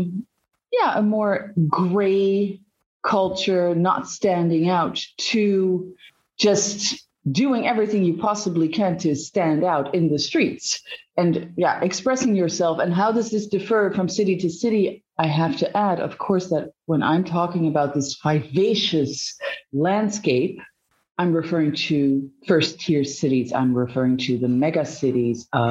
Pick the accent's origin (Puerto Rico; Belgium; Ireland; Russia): Belgium; moved away as an adult; also born or lived in Netherlands; now in China; I am Dutch. I grew up in Belgium